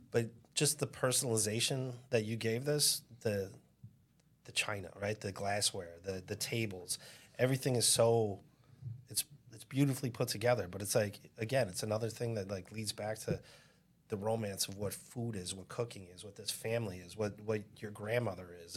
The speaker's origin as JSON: {"language": "English", "town": "Chicago", "region": "Illinois", "country": "United States", "said": "I have a speech impediment because I'm from Chicago"}